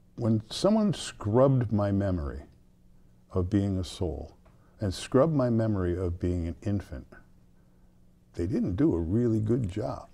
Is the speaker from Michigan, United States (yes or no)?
no; South Deerfield, Massachusetts, United States; I grew up in South Deerfield, which is a small town